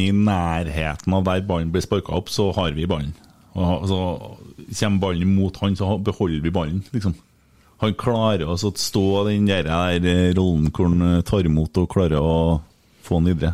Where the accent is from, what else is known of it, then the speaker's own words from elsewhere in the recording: Bjugn, Trøndelag, Norway; Jeg sier Kotteng fordi jeg er fra Bjugn, og der er vi Kottengvatnet